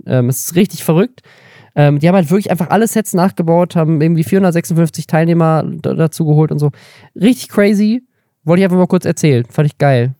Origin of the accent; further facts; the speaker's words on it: Baden-Württemberg, Germany; ich bin in Baden-Württemberg aufgewachsen